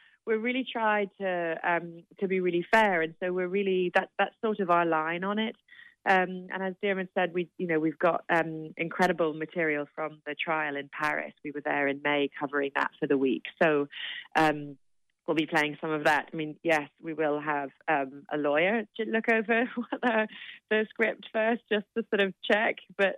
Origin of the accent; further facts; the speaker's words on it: London, United Kingdom; So my parents, but then we grew up in London, but I still have cousins in Limerick.